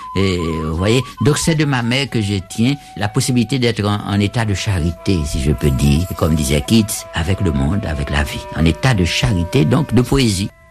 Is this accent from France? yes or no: no; Haiti; now in Cuba; depuis que je suis hors d'Haïti